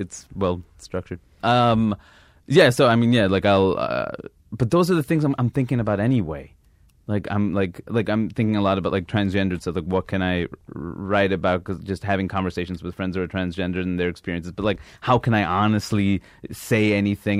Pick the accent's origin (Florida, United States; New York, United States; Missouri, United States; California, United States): New York, United States; New York City; moved away as an adult; also born or lived in Seattle / Maine / London; I grew up in Queens, New York